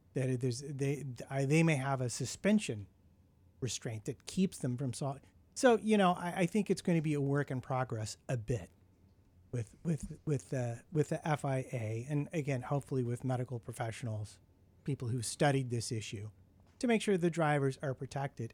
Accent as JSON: {"language": "English", "country": "United States", "said": "being an American"}